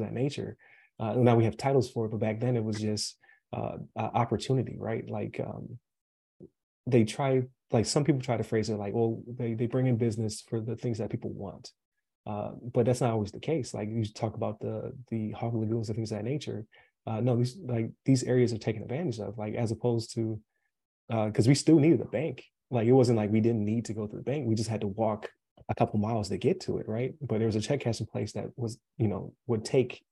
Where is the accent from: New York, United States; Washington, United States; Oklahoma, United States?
New York, United States; Buffalo; now in Florida, United States; I'm from Buffalo, New York. I currently live in Florida, but where I grew up